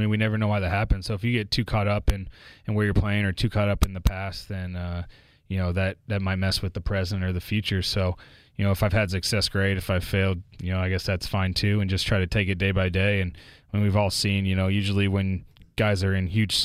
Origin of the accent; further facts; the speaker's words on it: Houston, Texas, United States; moved away; grew up in Houston